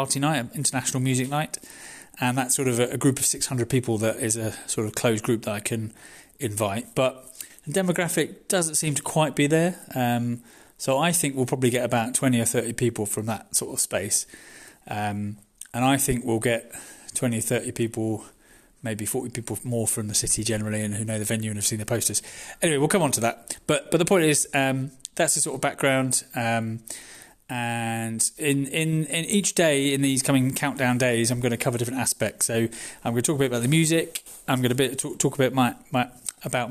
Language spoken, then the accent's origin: English; United Kingdom; now in Amendi; me being British